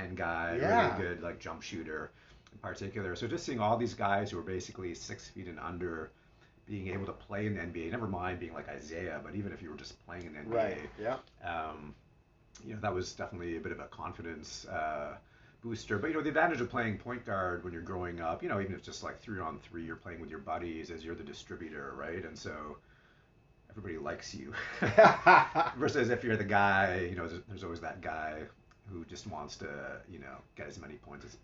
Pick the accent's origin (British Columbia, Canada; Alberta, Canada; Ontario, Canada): Ontario, Canada; Ottawa; growing up in Ottawa, the level of competition that I was playing